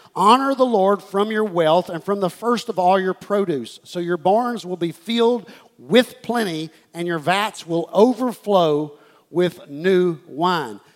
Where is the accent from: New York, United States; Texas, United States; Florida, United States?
Texas, United States; Houston; this is the church that I was raised in in Houston, Texas, Life Church